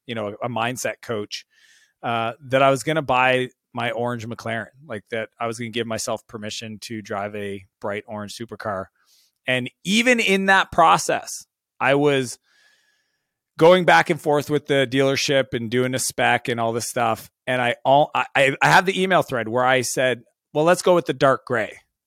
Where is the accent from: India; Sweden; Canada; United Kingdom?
Canada; I had this fear at being Canadian.